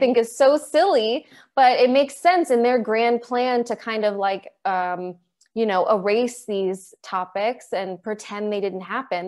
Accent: Maryland, United States; I'm still in Maryland, and I grew up in Maryland

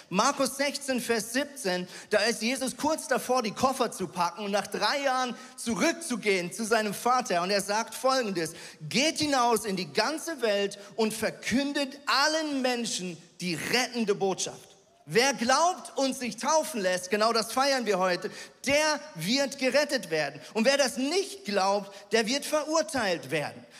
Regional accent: Switzerland; ich als Schweizer

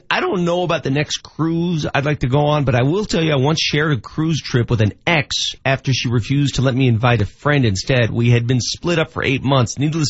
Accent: Denver, Colorado, United States; when I was growing up in Denver in the 80s, cruising Colfax, cruising 38th.

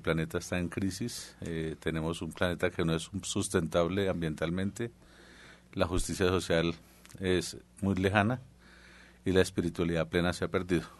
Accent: central Colombia, Colombia; yo soy del centro de Colombia

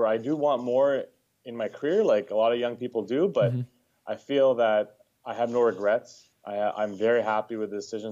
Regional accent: Edmonton, Alberta, Canada; moved away as an adult; now in Ontario, Canada; born and raised in Edmonton, Alberta, lived there most of my life.

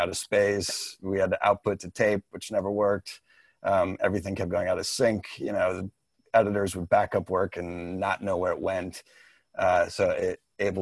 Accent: Midwest, United States; moved away as an adult; also born or lived in New York; a young man growing up in the Midwest

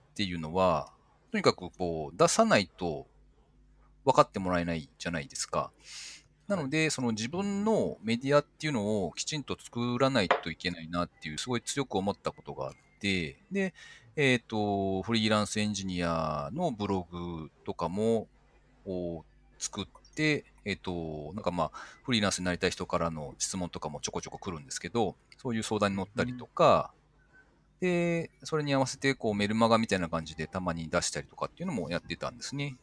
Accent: Nagoya, Aichi, Japan; also born or lived in Gifu; 名古屋の方に自分の実家があって、親が健在

